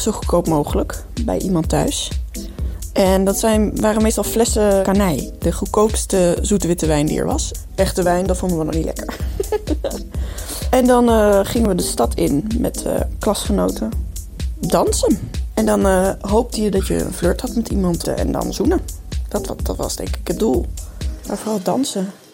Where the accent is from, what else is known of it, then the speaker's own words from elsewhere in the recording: Groningen, Netherlands; Ik kom uit Groningen, dus daar begon het nachtleven pas om 1 uur